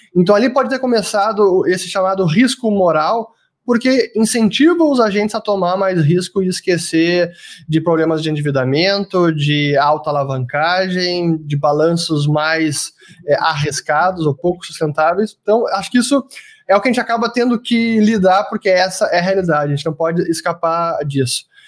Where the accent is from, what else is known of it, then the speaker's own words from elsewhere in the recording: Brazil; Como brasileiro